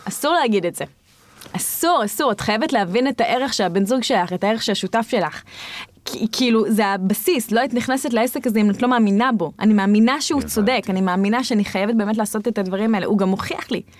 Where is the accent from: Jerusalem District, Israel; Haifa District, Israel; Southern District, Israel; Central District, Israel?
Southern District, Israel; Tzohar; אני גדלתי בצוחר